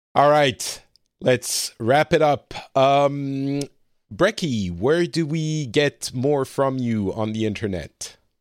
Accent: France; moved away as an adult; also born or lived in Lebanon; now in Finland; I grew up very French, very white, uh, privileged class France

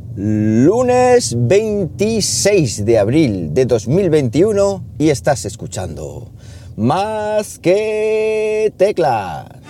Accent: Siles, Andalusia, Spain; moved away; Siles, que ya sabéis que es mi pueblo y San Roque mi patrón

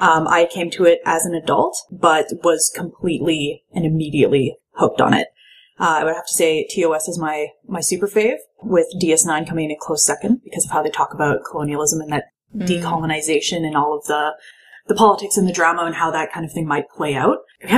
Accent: Calgary, Alberta, Canada; I'm from Calgary in Alberta

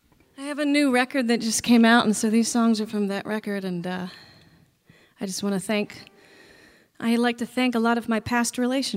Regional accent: Baltimore, Maryland, United States; My family is from Maryland, Western Maryland, really, and I was born in Baltimore.

